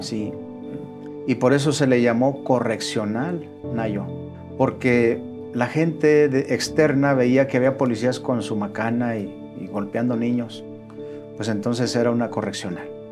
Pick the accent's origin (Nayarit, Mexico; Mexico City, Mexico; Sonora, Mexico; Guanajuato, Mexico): Guanajuato, Mexico; León; moved away as an adult; now in Monterrey, Mexico; Soy originario de León, Guanajuato